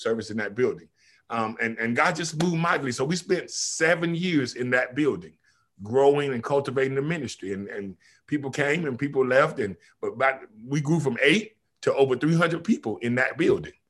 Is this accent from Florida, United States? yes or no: no; Kinston, North Carolina, United States; moved away as an adult; also born or lived in Oahu, Hawaii; now in Killeen, United States; I moved from Kinston, North Carolina to Killeen, Texas